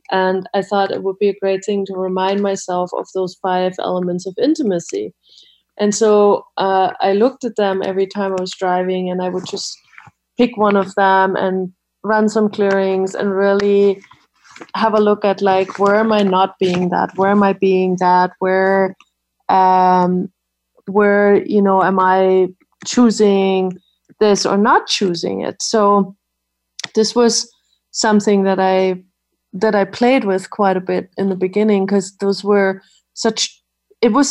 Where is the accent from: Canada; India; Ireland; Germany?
Germany; moved away; I grew up in Germany